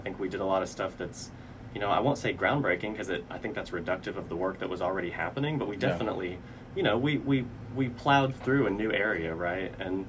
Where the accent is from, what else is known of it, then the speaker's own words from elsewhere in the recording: Fayetteville, Arkansas, United States; also born or lived in Springdale, Arkansas; and I grew up in Fayetteville. I went to school in Fayetteville. My parents were divorced when I was young, and my dad and I actually lived with my great-grandparents over in Springdale, just off by the water park.